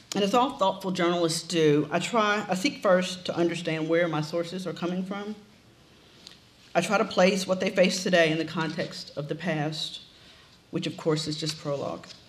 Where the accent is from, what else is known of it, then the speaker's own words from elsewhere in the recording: Memphis, Tennessee, United States; also born or lived in Ohio; Memphis, the city where King was killed, was, is where I grew up